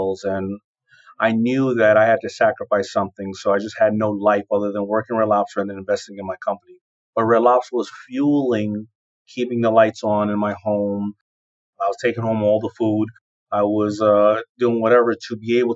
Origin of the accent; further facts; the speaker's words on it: New York City, New York, United States; I grew up in Hollis, Queens